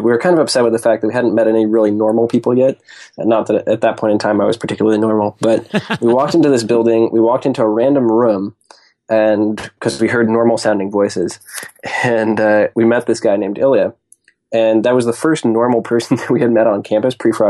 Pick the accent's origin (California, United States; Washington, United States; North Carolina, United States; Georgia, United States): Washington, United States; Seattle; So I grew up in Seattle, Washington, went to school in Boston at MIT, studied aerospace engineering